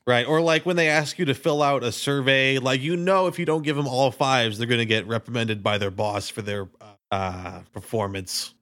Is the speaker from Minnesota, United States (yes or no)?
yes; Minnesota, United States; we're from Minnesota, so we call it supper